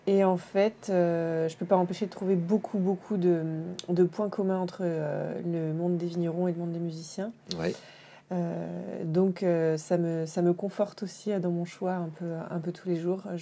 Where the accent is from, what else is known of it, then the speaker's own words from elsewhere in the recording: Dijon, Bourgogne-Franche-Comté, France; moved away as an adult; also born or lived in Paris / Le Havre; Mais, euh, non, moi je suis née à Paris. Ensuite, on a vécu un peu au Havre. Et ensuite, j'ai fait ma scolarité collège-lycée à Dijon.